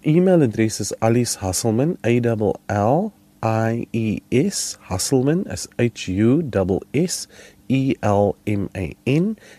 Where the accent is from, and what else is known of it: South Africa